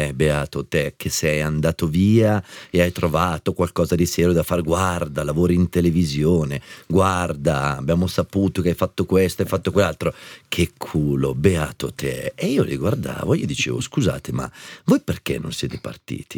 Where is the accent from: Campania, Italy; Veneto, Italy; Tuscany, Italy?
Tuscany, Italy; Arezzo; moved away as an adult; also born or lived in Milan; Io sono partito da Arezzo, senza un soldo